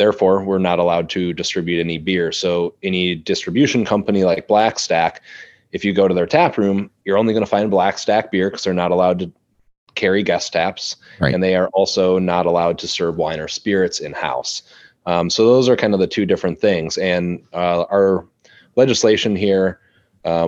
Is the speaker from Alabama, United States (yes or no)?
no; Madison, Wisconsin, United States; moved away; I grew up in Madison